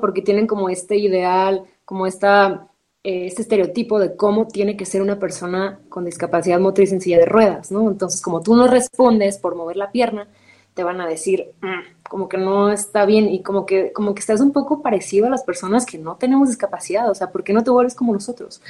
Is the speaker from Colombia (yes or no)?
no; Ensenada, Baja California, Mexico; now in Mexico City, Mexico; yo soy de Baja California, crecí en Ensenada y vivo en Ciudad de México